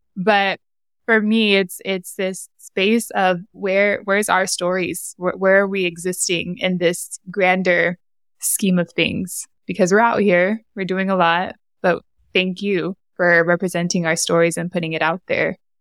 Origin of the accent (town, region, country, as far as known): San Diego, California, United States; born or raised there; accent: Honduran